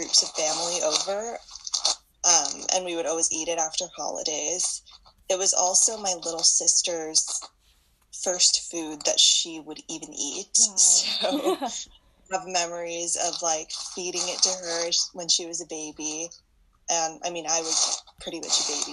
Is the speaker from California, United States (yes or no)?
yes; Los Angeles, California, United States; I was born and raised in Los Angeles